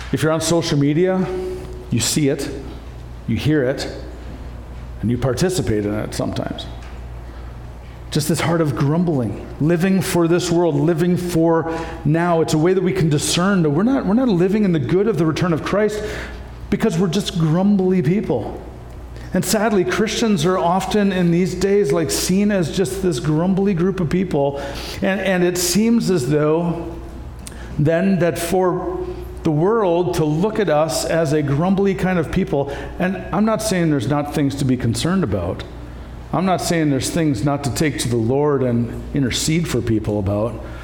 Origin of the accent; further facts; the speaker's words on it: Canada; moved away; also born or lived in Iowa, United States; I grew up with farmers in Canada as well